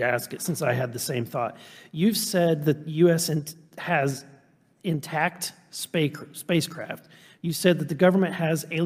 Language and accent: English; Missouri, United States; I'm from Missouri